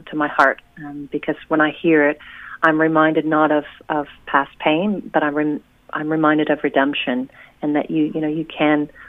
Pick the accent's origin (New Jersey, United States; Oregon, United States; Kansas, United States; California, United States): Oregon, United States; now in New Zealand; Yes, uh, I'm originally from Oregon, and uh, I've settled in New Zealand. Uh, I moved actually to a sheep farm in Wellsford after uh, the first few years of living in New Zealand, and now I've uh, now I've moved to the shore.